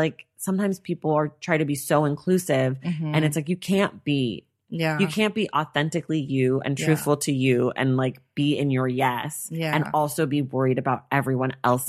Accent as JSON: {"language": "English", "country": "United States", "said": "we're both American."}